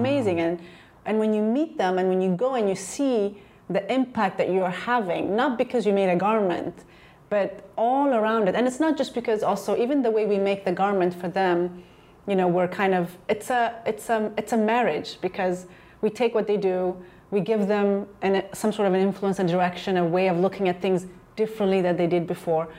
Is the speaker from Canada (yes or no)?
no; Ethiopia; moved away; also born or lived in Chicago / New York; growing up in Ethiopia and really growing up, you know, seeing poverty all around